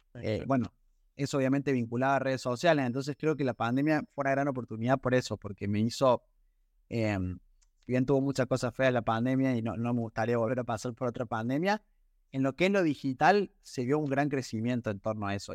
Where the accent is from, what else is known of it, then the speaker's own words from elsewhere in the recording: Córdoba, Argentina; yo soy de Córdoba, nací en Córdoba